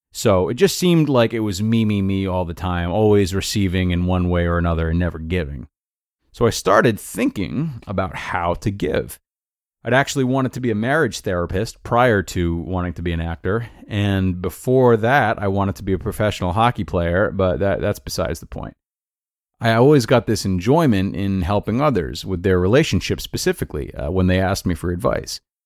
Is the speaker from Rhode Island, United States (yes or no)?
yes; Rhode Island, United States; moved away as an adult; also born or lived in Towson, Maryland; about six hours from where I was born and raised in Rhode Island